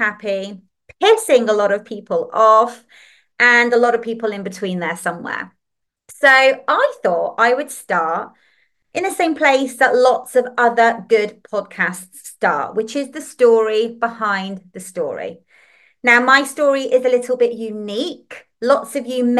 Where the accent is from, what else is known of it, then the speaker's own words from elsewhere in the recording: Liverpool, North West England, United Kingdom; accent: northern; I'm from England. You'll hear my little northern twangs in my voice and saying words like laugh and podcast. And that's because I was actually born in Liverpool.